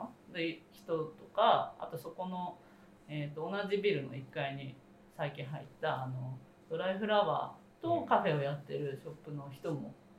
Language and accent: Japanese; Yokohama, Kanagawa, Japan; 私も地元横浜であのまあちょっとキーツがある場所から少しえっ、ー、と隣ぐらいなんですけど保土ヶ谷区ってとこに住んでる